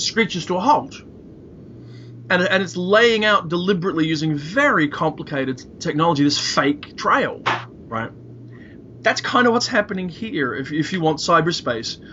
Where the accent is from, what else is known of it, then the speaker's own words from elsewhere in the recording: Belfast, Northern Ireland, United Kingdom; I was born in Belfast in 1964.